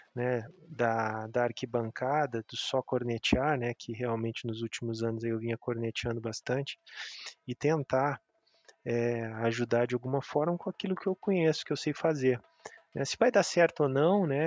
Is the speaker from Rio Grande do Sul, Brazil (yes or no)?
yes; Pelotas, Rio Grande do Sul, Brazil; also born or lived in Porto Alegre; now in Belo Horizonte, Brazil; Então todos nós estamos fora de Pelotas. E eu, depois que vim para Belo Horizonte, fazia 11 anos, e tive em Porto Alegre um, um período também